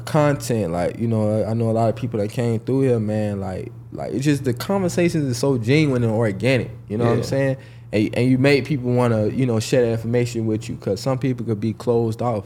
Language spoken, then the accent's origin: English; Jacksonville, Florida, United States; I'm actually from Jacksonville, Florida